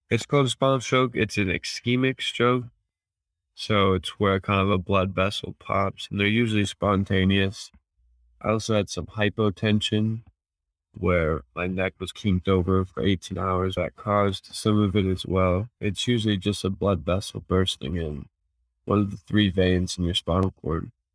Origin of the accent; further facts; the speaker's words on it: Fort Collins, Colorado, United States; I was born and raised in Fort Collins, Colorado.